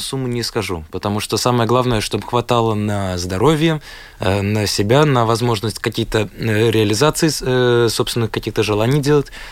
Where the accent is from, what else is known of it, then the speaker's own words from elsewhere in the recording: Latvia; я из Латвии